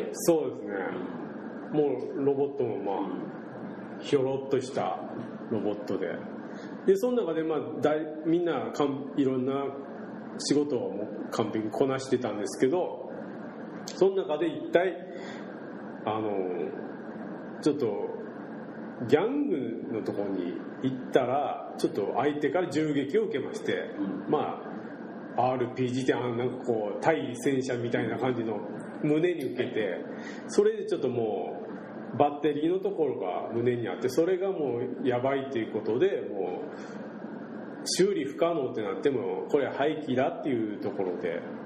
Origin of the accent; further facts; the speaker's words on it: Shimabara, Nagasaki, Japan; accent: Shimabara-ben; 島原弁で喋るじゃないですか僕ら